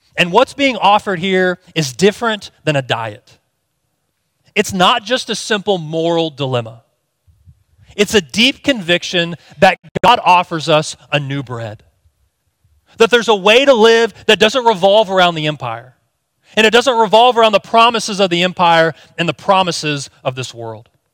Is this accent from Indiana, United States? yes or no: yes; Indiana, United States; moved away as an adult; also born or lived in Texas; my wife and I were born and raised in Indiana, but in two thousand seven, we moved to Texas